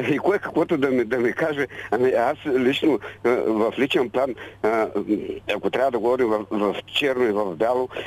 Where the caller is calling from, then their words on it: Burgas, Burgas Province, Bulgaria; Госпожо Великова, да … от Бургас съм.